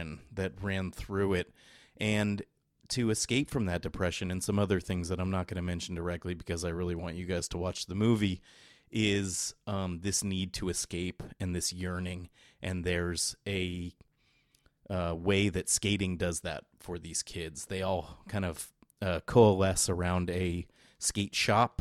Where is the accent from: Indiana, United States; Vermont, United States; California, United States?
California, United States; San Jose; here in San Jose, California, where I'm from.